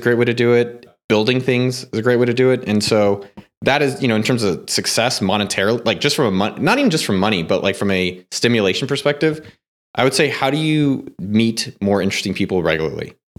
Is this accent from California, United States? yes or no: yes; Silicon Valley, California, United States; I grew up in Silicon Valley.